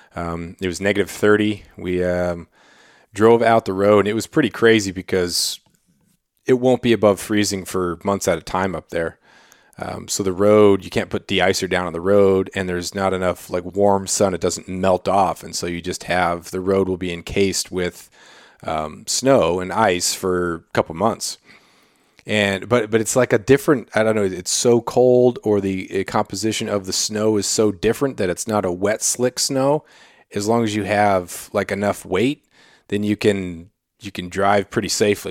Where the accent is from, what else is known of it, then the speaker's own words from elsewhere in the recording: Klawock, Alaska, United States; also born or lived in Colorado; growing up in Cloac, this was in the, in the eighties, you know, being a, being a little kid